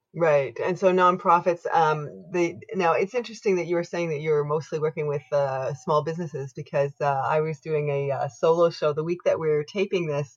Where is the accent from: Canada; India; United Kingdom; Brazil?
Canada; I am unapologetically Canadian